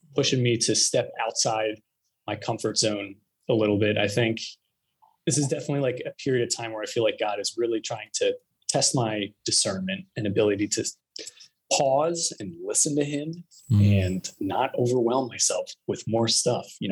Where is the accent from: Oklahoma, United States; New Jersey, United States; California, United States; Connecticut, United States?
New Jersey, United States; moved away as an adult; also born or lived in Syracuse, New York / Philadelphia; now in Arizona, United States; I originally grew up in Jersey